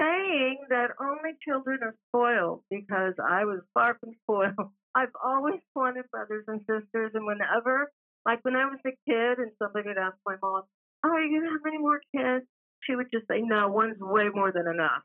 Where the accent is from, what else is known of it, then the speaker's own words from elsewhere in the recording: San Francisco, California, United States; moved away; I was born in San Francisco